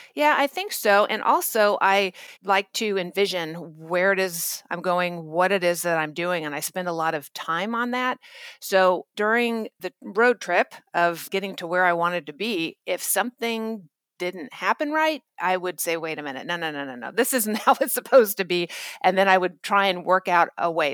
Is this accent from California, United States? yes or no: yes; Orange County, California, United States; also born or lived in Germany; a cocktail waitress from Orange County, California.